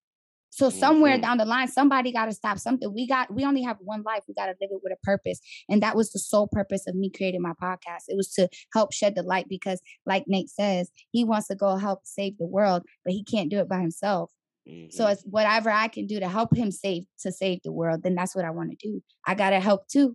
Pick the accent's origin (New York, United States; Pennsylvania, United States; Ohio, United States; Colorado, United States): New York, United States; New York City; moved away as an adult; also born or lived in Atlanta; I'm from the Bronx, born and raised